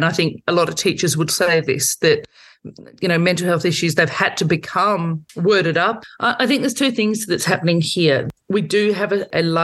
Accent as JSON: {"language": "English", "region": "Victoria", "country": "Australia", "said": "I'm from Victoria"}